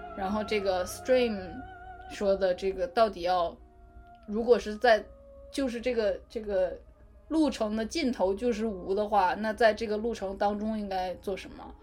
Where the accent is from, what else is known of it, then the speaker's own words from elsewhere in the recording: China; 新型的，新时代的中国人